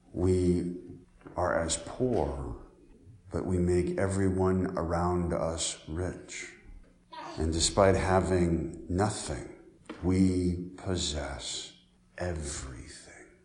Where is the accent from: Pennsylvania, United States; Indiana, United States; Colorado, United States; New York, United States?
Colorado, United States; now in Decatur, Illinois, United States; I grew up in Colorado